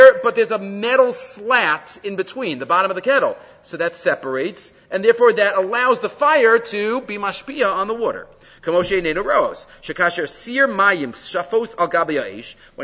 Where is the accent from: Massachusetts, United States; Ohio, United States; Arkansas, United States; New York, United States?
New York, United States; New York City; I grew up in Far Rockaway.